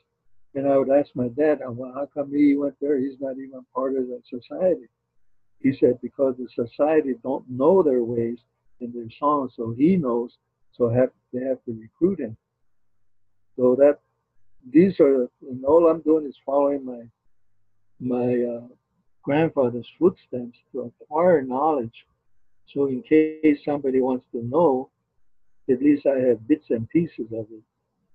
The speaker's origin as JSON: {"language": "English", "town": "Zuni", "region": "New Mexico", "country": "United States", "said": "he didn't know I was from Zuni."}